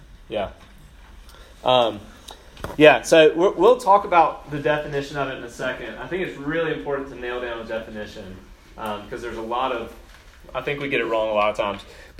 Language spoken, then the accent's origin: English; Brookhaven, Mississippi, United States; accent: southern; also born or lived in Spokane / Chicago; So I told y'all yesterday, I grew up in Brookhaven, Mississippi. Brookhaven's a small town, pretty country. Like, yeah, I did a lot of redneck things growing up. I had a pretty thick southern accent growing up.